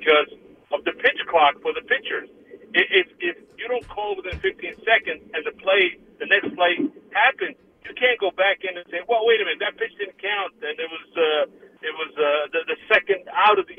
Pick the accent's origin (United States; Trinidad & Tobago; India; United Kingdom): United States; New York City, New York; I grew up across the street from Yankee Stadium when we came to America in 1969